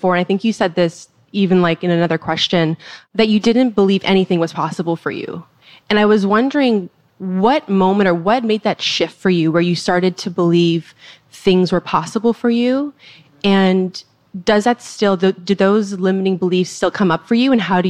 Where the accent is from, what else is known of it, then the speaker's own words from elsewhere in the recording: Toronto, Ontario, Canada; now in Los Angeles, United States; I'm visiting from LA, but I'm from Toronto.